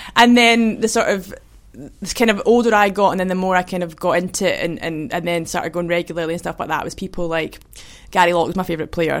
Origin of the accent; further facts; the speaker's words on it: Kinross, Scotland, United Kingdom; also born or lived in Perth / Edinburgh; I was born in Perth, but. Um, I grew up in Kinross uh, my whole life, really, and then, then lived in Edinburgh at uni